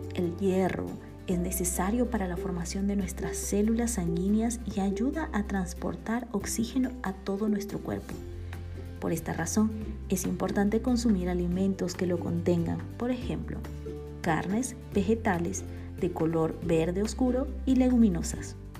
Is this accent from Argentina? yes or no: no; Bolivia; born or raised there; now in Guatemala